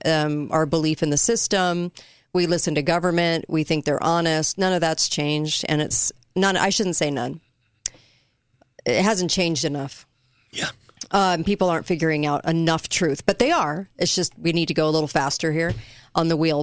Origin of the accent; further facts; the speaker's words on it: California, United States; I grew up in California